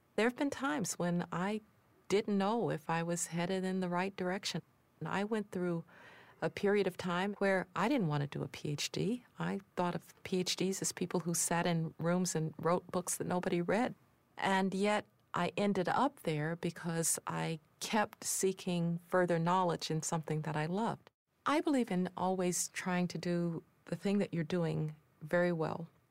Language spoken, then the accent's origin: English; Birmingham, Alabama, United States; I was growing up in Birmingham, Alabama